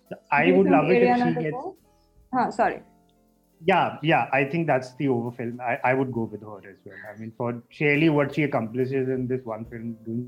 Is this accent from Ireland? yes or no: no; India; So I don't know if it's because we are Indian, we are groomed up in, you know, on a different kind of cinema.